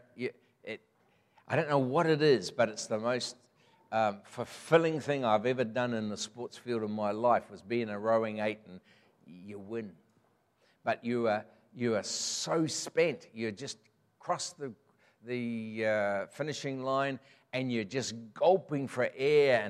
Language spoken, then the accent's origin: English; Mangatarato, Northland, New Zealand; also born or lived in Green Lane, Auckland; my roots are in Northland, have been. I was born in Mangatarato, just gets into Northland